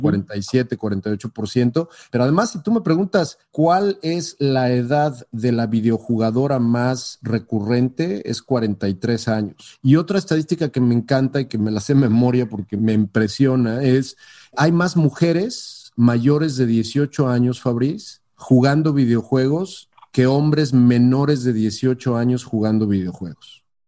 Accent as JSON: {"language": "Spanish", "country": "Mexico", "also_born_or_lived": "San Francisco Bay Area", "moved": "as an adult", "lives_now": "San Francisco, United States"}